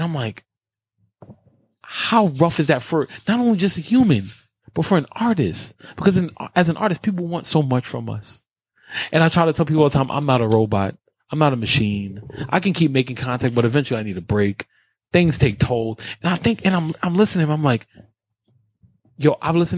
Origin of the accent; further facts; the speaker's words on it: New York City, New York, United States; I grew up in Carver Projects, 104th and Madison. Spanish Harlem, all that good stuff.